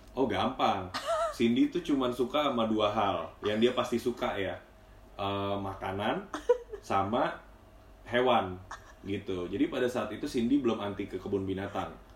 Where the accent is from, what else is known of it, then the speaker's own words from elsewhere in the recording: Bekasi, West Java, Indonesia; aku orang Bekasi